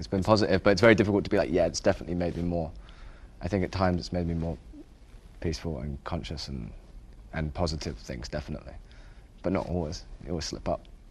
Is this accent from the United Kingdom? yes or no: yes; England, United Kingdom; growing up in England